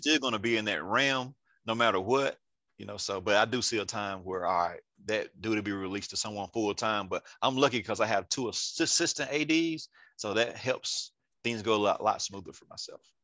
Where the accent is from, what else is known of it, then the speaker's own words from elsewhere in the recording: Andalusia, Alabama, United States; also born or lived in Atlanta, Georgia / Columbus, Georgia / Enterprise, Alabama / Auburn, Alabama; I'm from Andalusia, Alabama. Went to Andalusia High School. Uh, grew up here all my life